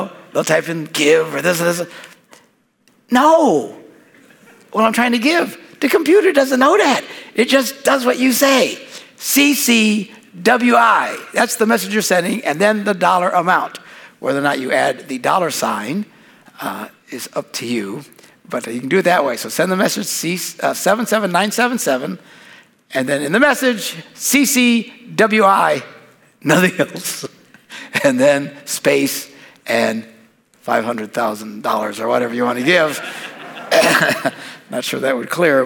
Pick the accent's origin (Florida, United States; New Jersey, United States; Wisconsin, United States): Wisconsin, United States; We're from Wisconsin